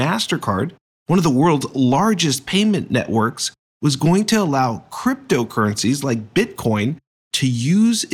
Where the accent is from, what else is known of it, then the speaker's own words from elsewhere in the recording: East Coast, United States; now in San Francisco Bay Area, United States; I grew up on the East Coast